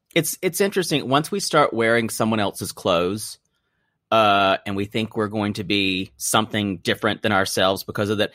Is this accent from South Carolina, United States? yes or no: yes; South Carolina, United States; I'm from South Carolina, so I know Charleston really well